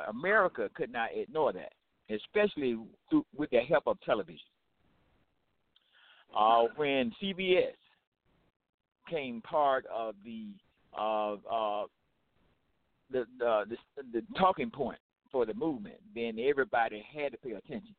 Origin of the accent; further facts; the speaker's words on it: Macon, Georgia, United States; I was born in Macon, Georgia, southeast Georgia